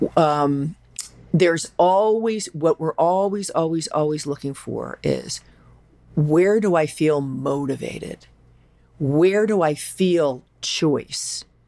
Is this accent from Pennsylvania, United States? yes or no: yes; Philadelphia, Pennsylvania, United States; I'm from Philadelphia